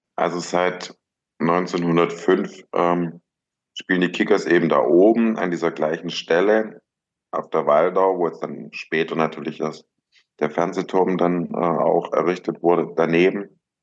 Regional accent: Ludwigsburg, Baden-Württemberg, Germany; also born or lived in Stuttgart; Ich bin zwar in Stuttgart geboren, aber im Umland von Stuttgart aufgewachsen, in Ludwigsburg.

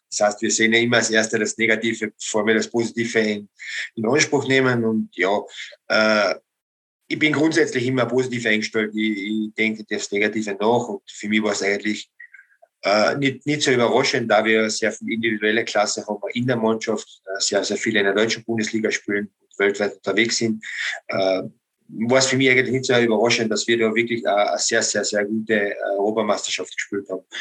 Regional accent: Austria; man kann als Österreicher sehr zufrieden

